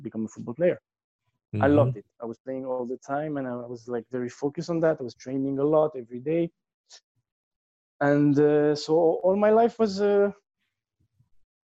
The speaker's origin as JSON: {"language": "English", "town": "Tangier", "region": "Tanger-Tetouan-Al Hoceima", "country": "Morocco", "tie": "born or raised there", "said": "I grew up in Morocco, in Tanger, which is a very small city"}